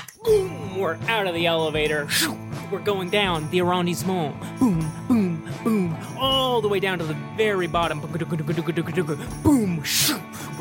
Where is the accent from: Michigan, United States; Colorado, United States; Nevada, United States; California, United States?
Nevada, United States; Boontown; Yeah, I'm originally from Boontown, Nevada.